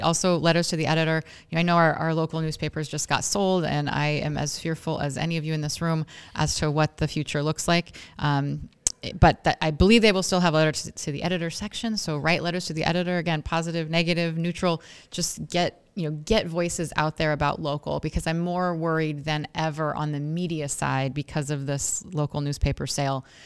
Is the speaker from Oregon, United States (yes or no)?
yes; Oregon, United States; moved away as an adult; also born or lived in Washington, D.C.; now in Scranton, United States; I'm not from here. Most of you in this room probably know that. I'm from Oregon